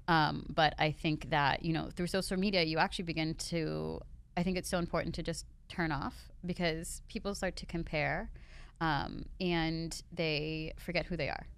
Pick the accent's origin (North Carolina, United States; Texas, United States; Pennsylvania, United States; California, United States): Pennsylvania, United States; Pittsburgh; moved away as an adult; also born or lived in Los Angeles; now in Miami, United States; I was born and raised in Pittsburgh